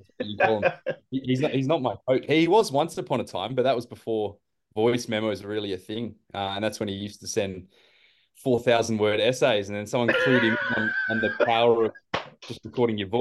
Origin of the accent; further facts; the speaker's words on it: Adelaide, South Australia, Australia; moved away as an adult; now in Perth, Australia; I'm traditionally a proud South Australian, but I've been here 7 years now in Perth